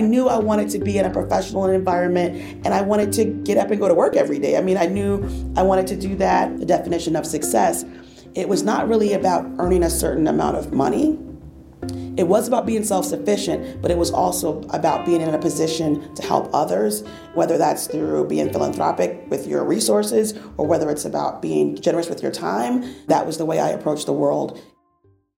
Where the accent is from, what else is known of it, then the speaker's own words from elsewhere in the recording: Fort Lauderdale, Florida, United States; also born or lived in New York; I was born in New York and went to school in Fort Lauderdale, Florida